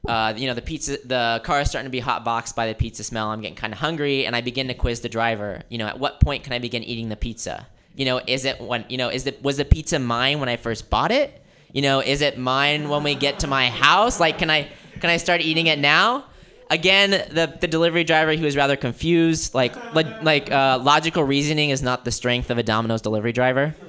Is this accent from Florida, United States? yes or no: yes; Florida, United States; moved away; also born or lived in Wisconsin; I grew up in Florida, and after Florida, I moved out to Wisconsin